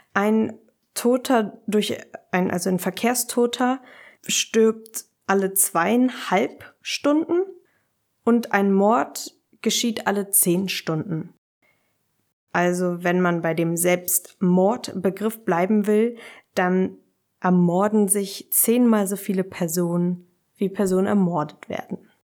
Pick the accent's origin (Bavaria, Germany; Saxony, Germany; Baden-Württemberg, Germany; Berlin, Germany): Berlin, Germany; ich komme aus Berlin